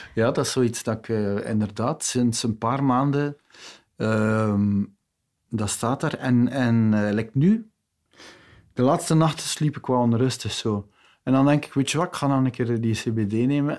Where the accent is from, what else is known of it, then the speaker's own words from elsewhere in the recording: West Flanders, Belgium; ik ben een West-Vlaming